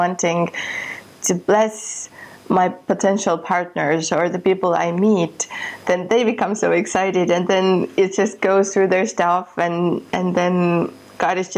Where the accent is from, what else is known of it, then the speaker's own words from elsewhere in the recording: Estonia; moved away; I come from Estonia and from a country that was occupied when I was a child.